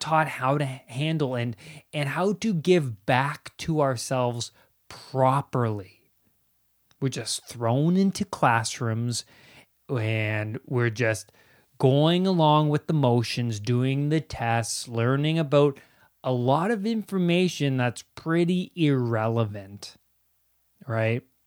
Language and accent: English; Ontario, Canada; I grew up in Ontario, Canada.